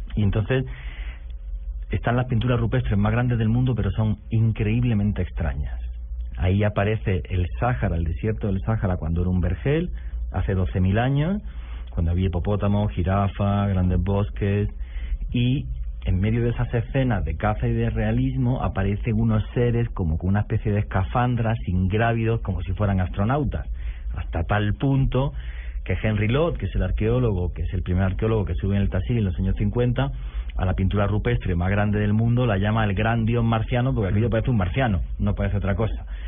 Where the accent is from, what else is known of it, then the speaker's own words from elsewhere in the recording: Granada, Andalusia, Spain; mi ciudad, que es Granada, que está al sur de España, ...en una región que se llama Andalucía